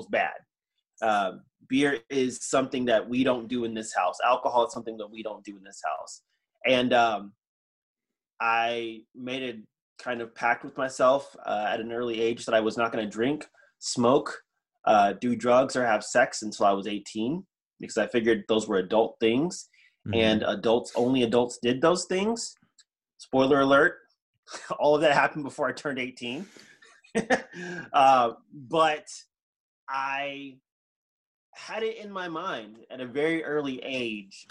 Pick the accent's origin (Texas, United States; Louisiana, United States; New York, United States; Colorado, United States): Texas, United States; Houston; we moved from East Texas, where I was born, to Houston